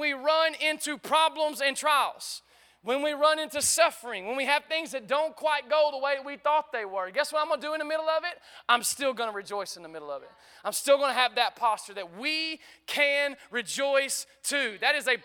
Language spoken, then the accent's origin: English; United States; growing up in America